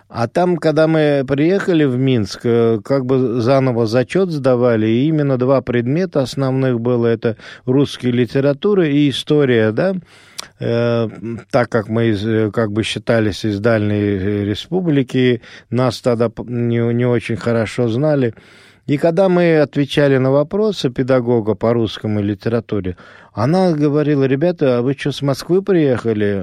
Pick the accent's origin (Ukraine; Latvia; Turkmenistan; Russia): Turkmenistan; Ashgabat; born or raised there; first language Azerbaijani; Russian is a second language; moved away